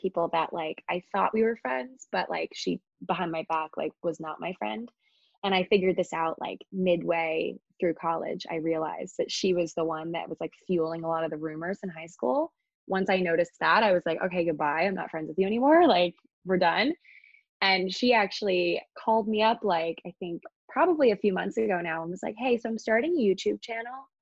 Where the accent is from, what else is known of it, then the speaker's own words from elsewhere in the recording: Annapolis, Maryland, United States; moved away as an adult; now in New York City, United States; I'm from Maryland, so downtown Annapolis is where I'm from